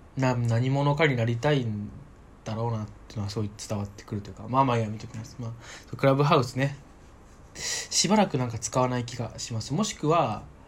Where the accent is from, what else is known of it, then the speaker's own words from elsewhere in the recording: Saitama, Japan; 僕の地元